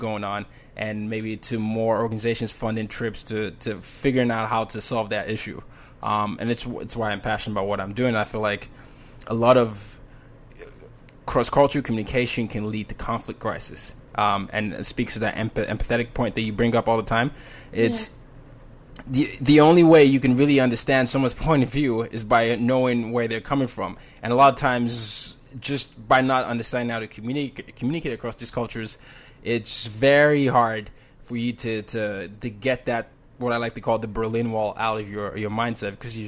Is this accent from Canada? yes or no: no; Nigeria; moved away; Because I'm Nigerian